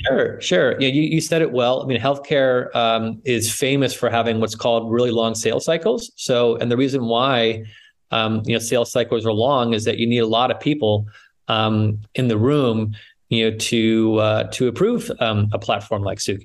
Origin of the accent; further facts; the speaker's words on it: New England, United States; moved away as an adult; now in San Francisco, United States; I grew up in New England, uh, but I've been in the West Coast uh, in San Francisco for now over 25 years